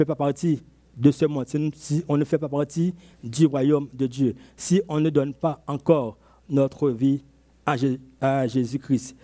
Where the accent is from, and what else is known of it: Côte d’Ivoire